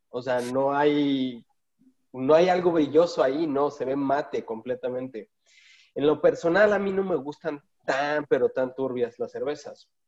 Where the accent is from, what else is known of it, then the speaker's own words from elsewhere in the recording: West Coast, United States; yo crecí en el West Coast